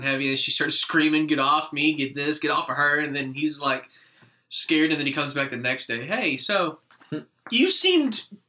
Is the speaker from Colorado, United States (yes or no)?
no; Texas, United States